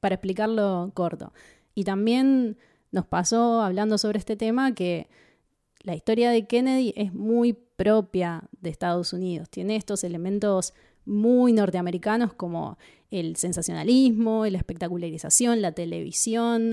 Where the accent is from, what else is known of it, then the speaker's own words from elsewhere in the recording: Argentina; nosotros somos argentinos